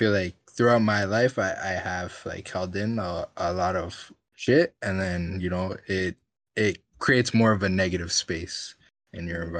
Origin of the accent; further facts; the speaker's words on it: Orange County, California, United States; I grew up in Orange County, bro.